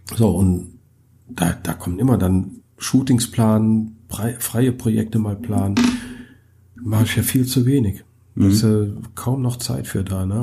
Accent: Germany; bei uns in Deutschland

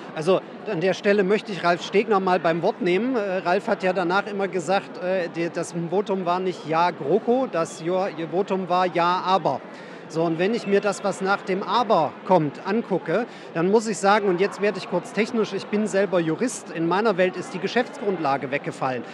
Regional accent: Saxony, Germany; moved away; also born or lived in Western Pomerania; ich komme aus Sachsen und habe dann lange in Vorpommern gelebt.

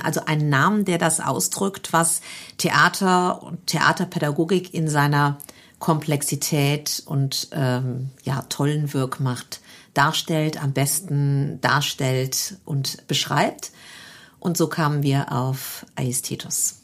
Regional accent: Neuwied, Rhineland-Palatinate, Germany; Also ich bin aus Feldkirchen gebürtig, mhm. aus dem Stadtteil Feldkirchen, bin hier äh, am rhein gymnasium zur Schule gegangen

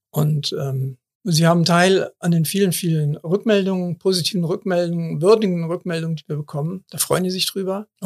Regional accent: Cologne, North Rhine-Westphalia, Germany; born there; Ich bin in Kalk geboren. 58 Jahre habe ich die Kirmes in Anführungsstrichen ähm

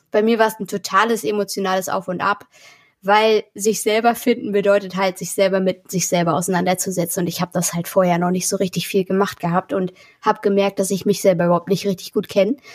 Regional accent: Mecklenburg-Vorpommern, Germany; also born or lived in Berlin; genau, nach Mecklenburg, auf so ein kleines Dorf. Und ähm, ja, da haben auch nur 70 Leute gewohnt

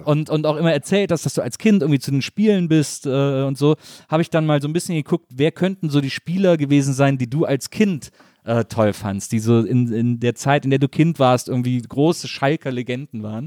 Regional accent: Wesseling, North Rhine-Westphalia, Germany; ich komme aus Wesseling zwischen Köln und Bonn, so eine kleine Stadt

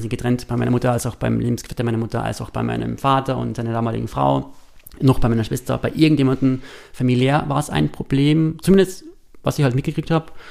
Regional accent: East Tyrol, Austria; moved away; als Tiroler, Osttiroler Junge

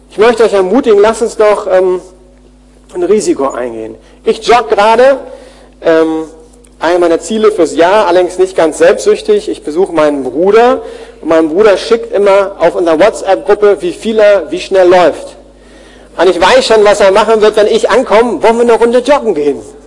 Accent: Germany; wir als Deutsche

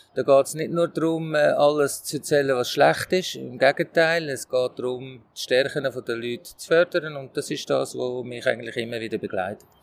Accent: Switzerland; als Schweizer Trainer

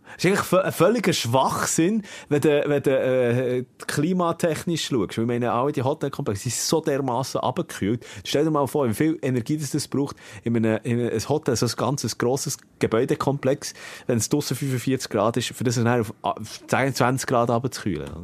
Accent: Switzerland; wir Schweizer

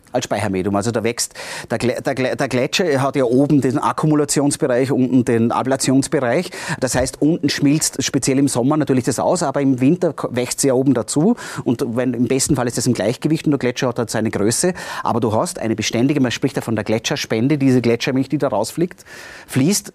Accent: Austria; bei uns in Österreich, in den Alpen speziell

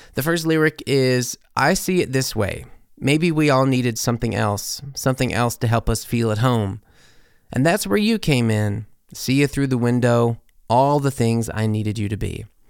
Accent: Corinth, Mississippi, United States; my hometown, Corinth, Mississippi.

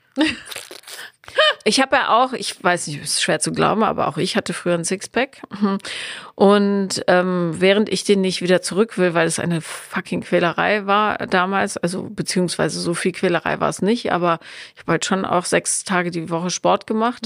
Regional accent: area with licence plate BM, North Rhine-Westphalia, Germany; now in Berlin, Germany; Da, wo ich aufgewachsen bin, ist das Kennzeichen BM

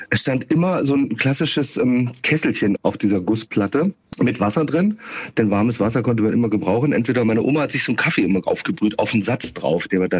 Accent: Schauenburg, Hesse, Germany; Kassel bin ich geboren, ein bisschen westlich ähm, von Kassel aufgewachsen in Schaumburg-Elgershausen.

